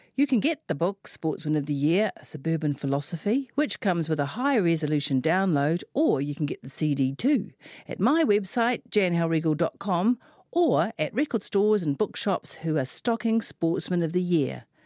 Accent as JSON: {"language": "English", "region": "Auckland", "country": "New Zealand", "said": "I am from West Auckland"}